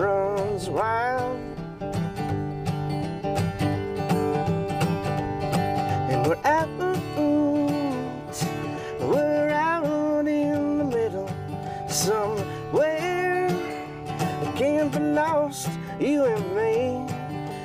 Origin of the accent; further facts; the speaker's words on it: North Dakota, United States; I'm from North Dakota